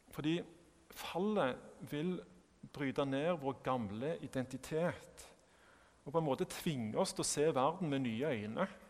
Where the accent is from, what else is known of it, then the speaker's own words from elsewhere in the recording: Sandnes, Rogaland, Norway; jeg kommer fra Sandnes eh, og ikke fra Stavanger. At jeg er norsk